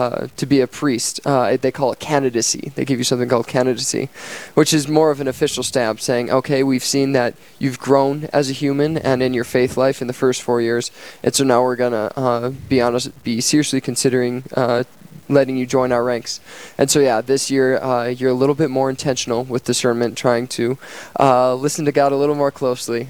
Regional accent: Dickinson, North Dakota, United States; I was born and raised here in Dickinson, North Dakota

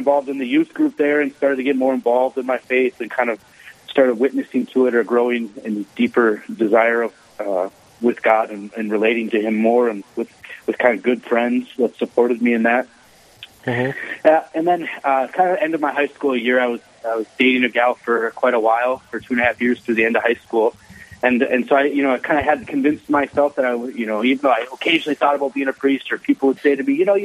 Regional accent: Owatonna, Minnesota, United States; I grew up in southern Minnesota, city Owatonna

